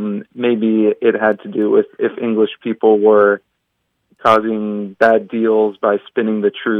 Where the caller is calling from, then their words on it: San Diego, California, United States; I'm from San Diego, California.